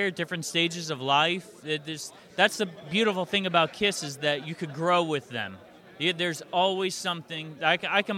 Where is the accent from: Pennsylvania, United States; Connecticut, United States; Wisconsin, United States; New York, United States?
Connecticut, United States; Hamden; moved away as an adult; now in Nashville, United States; I'm originally from Hamden, Connecticut, and I moved to Nashville 14 years ago